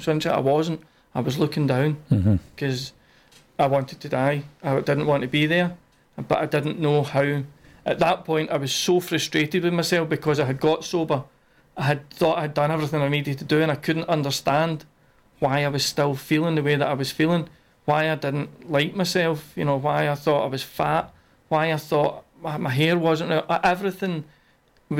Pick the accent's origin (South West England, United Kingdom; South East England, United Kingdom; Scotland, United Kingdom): Scotland, United Kingdom; Milngavie; I'm from Mulgay